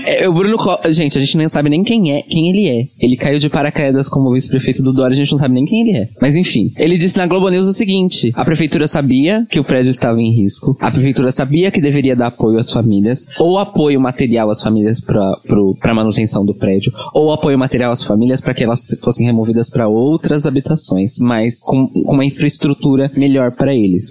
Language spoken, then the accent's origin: Portuguese; Baixada Santista, São Paulo, Brazil; nós que somos da Baixada